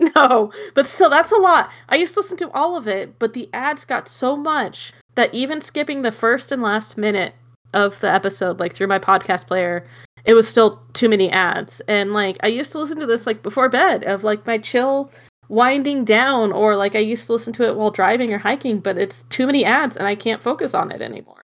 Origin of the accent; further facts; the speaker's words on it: Arizona, United States; my hometown, 'cause we have square dancing on the square. And we'd go square dancing, 'cause it's the state dance of Arizona